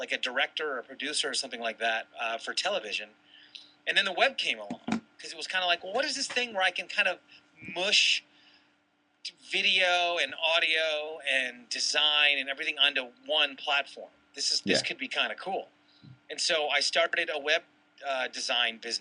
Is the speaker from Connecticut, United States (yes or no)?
no; Toledo, Ohio, United States; also born or lived in Boulder, Colorado; now in San Diego, United States; I was born in Toledo